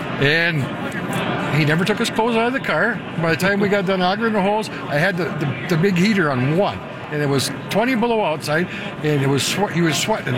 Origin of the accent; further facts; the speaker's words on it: Brooklyn Center, Minnesota, United States; also born or lived in Mille Lacs; back when we're both from Brooklyn Center